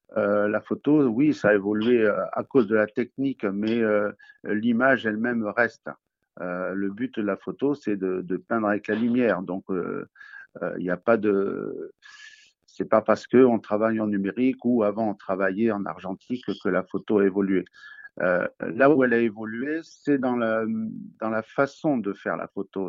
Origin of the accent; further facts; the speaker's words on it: Nice, Provence-Alpes-Côte d'Azur, France; moved away as an adult; now in Toulouse, France; je viens plutôt de Nice, où j'ai passé mon enfance là-bas